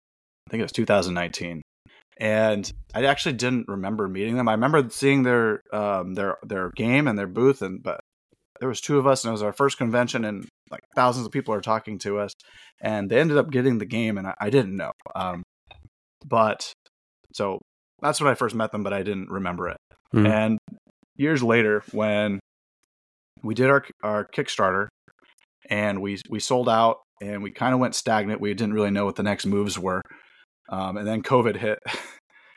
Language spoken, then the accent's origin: English; Bay Area, California, United States; I'm from the Bay Area